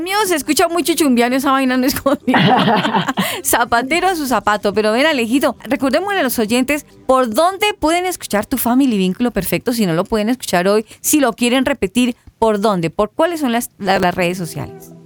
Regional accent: Colombia; en nuestro término colombiano

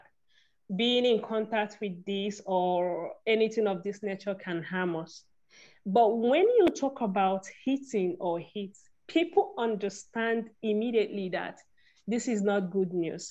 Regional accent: Nigeria; I'm from Nigeria.

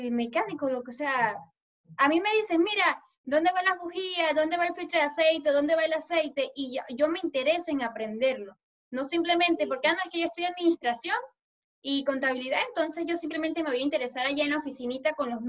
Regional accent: Colombia; Este, yo soy una chica colombiana

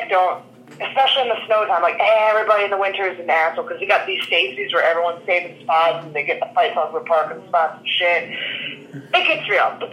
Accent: Philadelphia, Pennsylvania, United States; moved away; born and raised in Philadelphia.

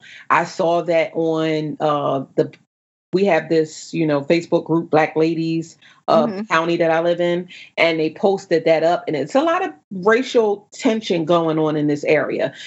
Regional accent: New Jersey, United States; moved away as an adult; also born or lived in Northern Virginia; now in Virginia, United States; I'm from New Jersey.

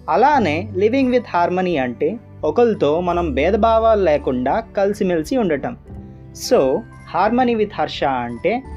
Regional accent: Visakhapatnam, Andhra Pradesh, India; నేను వైజాగ్ నుంచి

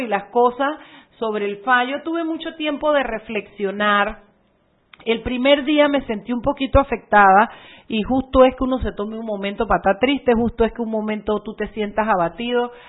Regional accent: Boquete, Chiriquí, Panama; moved away; después estuve en mi boquete, pues amo boquete, amo mi, mi, mi pueblo

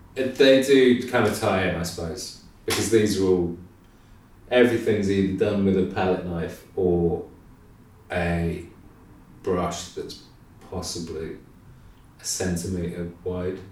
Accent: Midlands, United Kingdom; moved away as an adult; also born or lived in Nottingham / Cheltenham; now in London, United Kingdom; My parents are from, well, my mum's from London, my dad's from Reading, but I grew up in the Midlands

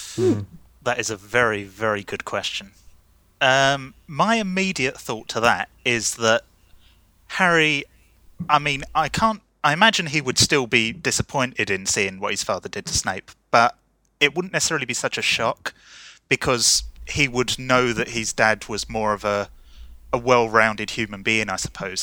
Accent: London, United Kingdom; I'm from London in the U K

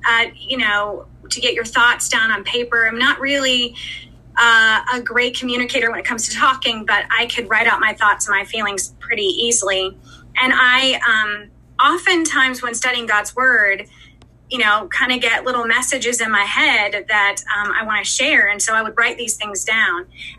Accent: Anderson, Indiana, United States; moved away as an adult; now in South Carolina, United States; I'm originally from Anderson, Indiana.

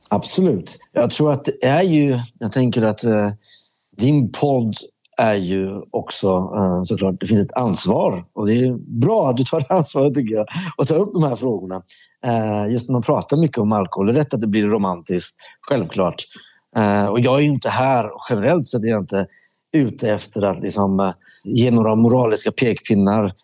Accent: Sweden; also born or lived in Iran; jag växte upp med i Sverige

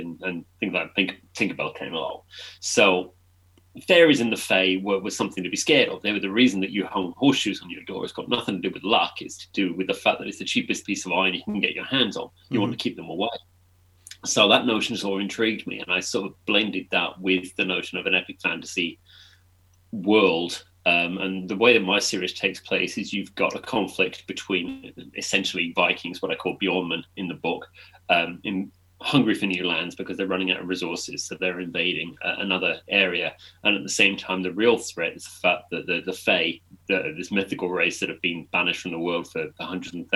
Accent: England, United Kingdom; I'm an author from England

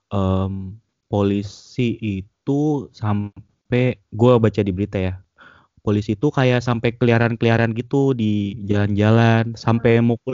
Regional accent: Jayapura, Papua, Indonesia; gue kan asli Jayapura nih bukan asli gue besar di Jayapura

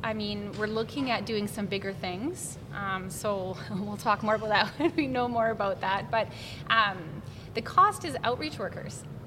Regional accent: Lloydminster, Canada; I remember growing up in Lloyd

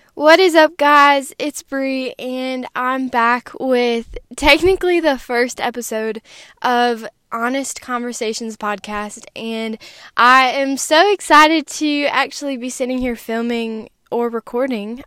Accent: Wisconsin, United States; I grew up in Wisconsin in a Christian family

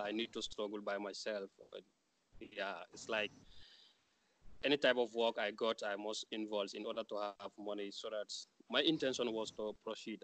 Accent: Gambia; moved away as an adult; We were only two Gambians

